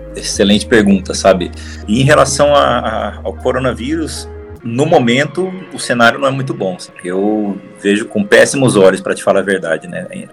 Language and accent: Portuguese; Rondônia, Brazil; moved away as an adult; now in São Paulo, Brazil; Eu venho de Rondônia, né, vim de um outro estado para cá, para São Paulo, assim que eu me formei